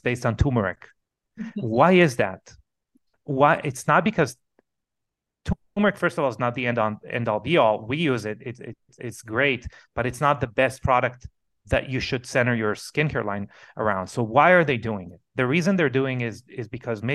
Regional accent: Israel; English is a second language; moved away; I come from Israel originally

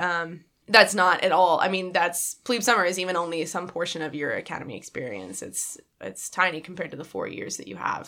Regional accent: Dallas, Texas, United States; moved away as an adult; I'm originally from Dallas, Texas

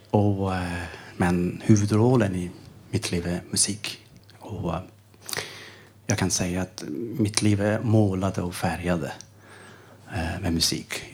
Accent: Iran; Swedish is a second language; moved away as an adult; also born or lived in Sköndal, Stockholm, Sweden; now in Stockholm, Sweden; Jag kommer ifrån Iran. Jag har varit nästan tre år här i Sverige.

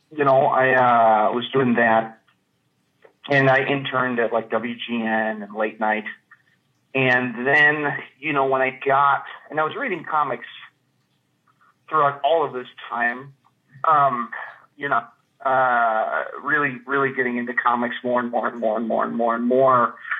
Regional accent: Chicago, Illinois, United States; moved away as an adult; also born or lived in New York / Knoxville, Tennessee; now in Minneapolis, United States; I'm from Chicago, the Chicagoland area. Um, I grew up in the suburbs

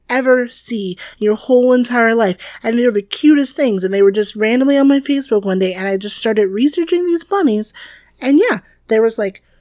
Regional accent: Wilmington, North Carolina, United States; moved away as an adult; also born or lived in Washington, D.C. / Asheville, North Carolina; now in Merced, United States; growing up in the South was really interesting.

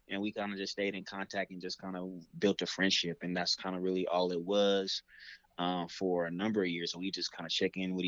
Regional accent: Seattle, Washington, United States; I'm born and raised in Seattle, so I love Seattle

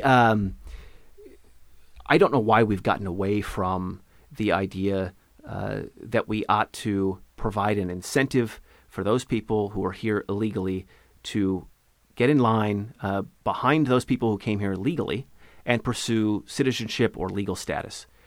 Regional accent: Ellensburg, Washington, United States; now in Issaquah, United States; I was born and raised in Ellensburg, Washington.

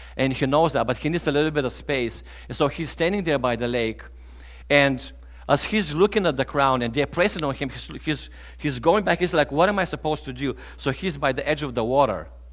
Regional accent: Bulgaria; moved away as an adult; I'm originally from Eastern Europe

